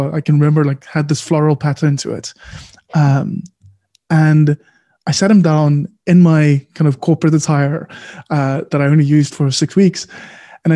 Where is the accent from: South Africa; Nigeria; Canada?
South Africa; also born or lived in Cape Town; I am proudly South African